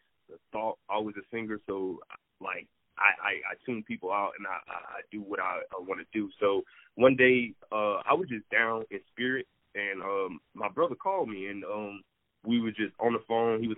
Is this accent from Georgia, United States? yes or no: yes; Darien, Georgia, United States; I'm from Georgia. I'm from a small town called Darien